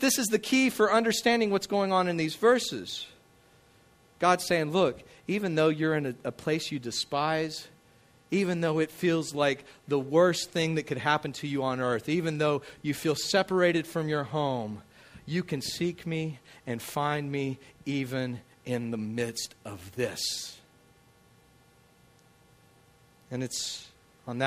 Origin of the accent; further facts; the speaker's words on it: Midland, Texas, United States; moved away as an adult; also born or lived in Hammond, Louisiana; now in Covington, United States; But I grew up out in Midland, Texas, out in the deserts